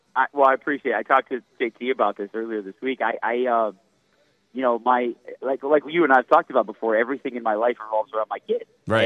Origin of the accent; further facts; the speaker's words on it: Michigan, United States; moved away; growing up in Michigan